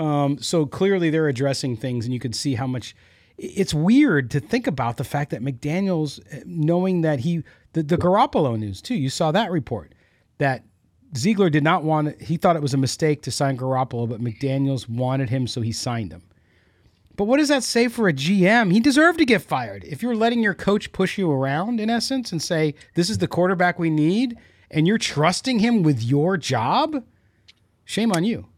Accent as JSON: {"language": "English", "town": "San Diego", "region": "California", "country": "United States", "tie": "born or raised there", "said": "I grew up in San Diego, so I was in Southern California"}